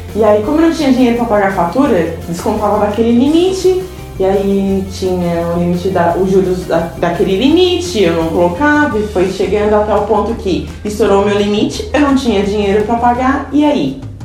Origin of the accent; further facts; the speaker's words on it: Santa Catarina, Brazil; accent: catarinense; nós somos de Cristina Santa Catarina. Não somos de São Paulo nem nada. Talvez um sotaque catarinense aqui